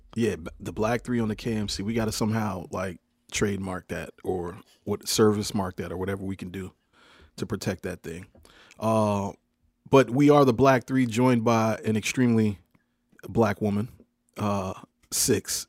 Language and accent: English; Hampton, Virginia, United States